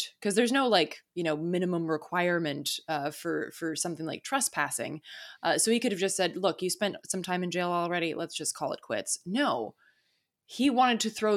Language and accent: English; Charlotte, North Carolina, United States; I grew up in North Carolina, and Asheville was always like this weird place that I would go to escape from Charlotte, North Carolina